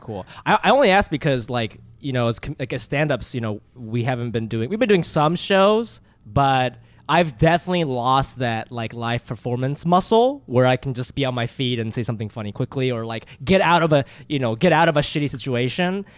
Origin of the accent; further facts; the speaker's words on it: Ohio, United States; I grew up in Ohio.